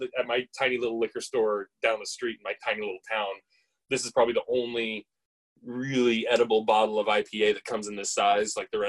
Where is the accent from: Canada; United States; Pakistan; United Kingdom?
Canada; like I'm a Canadian this guy myself.